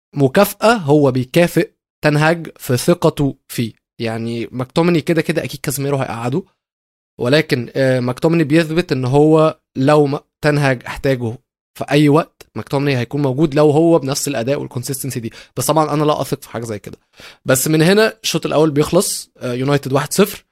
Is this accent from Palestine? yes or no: no; Egypt